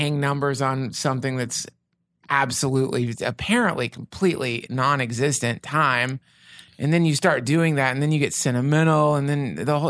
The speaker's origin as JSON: {"language": "English", "town": "Asheville", "region": "North Carolina", "country": "United States", "said": "I came from Asheville, North Carolina."}